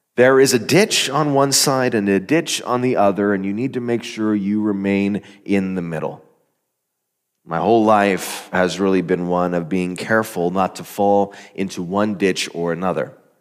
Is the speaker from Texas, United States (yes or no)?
no; Arizona, United States; moved away as an adult; I grew up in Arizona. I was in the desert for the first eighteen or so years of my life